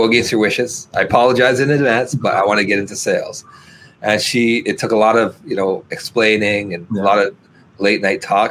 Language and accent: English; Alberta, Canada; moved away; also born or lived in Toronto; I'm from Alberta originally, so a big hockey fan